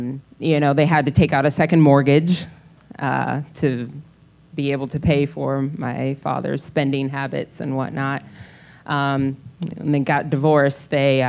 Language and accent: English; New York, United States; now in Dayton, United States; I moved here from New York, one of the most expensive cities out there.